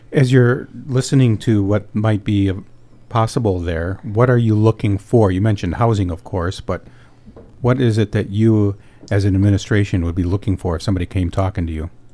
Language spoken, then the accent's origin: English; Escanaba, Michigan, United States; Michigan's Upper Peninsula is my home, and Escanaba is my hometown.